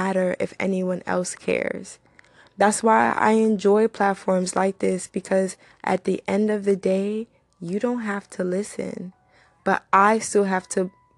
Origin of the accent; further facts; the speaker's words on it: United States; also born or lived in Nigeria / Far Rockaway, New York / Georgia; I'm from Nigeria, but I wasn't raised in Nigeria. I was raised here in both Far Rockaway and Georgia.